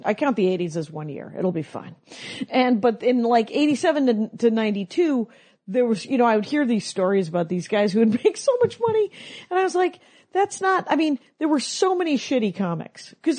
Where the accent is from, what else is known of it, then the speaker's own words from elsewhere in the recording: Wisconsin, United States; now in Los Angeles, United States; I'm from Wisconsin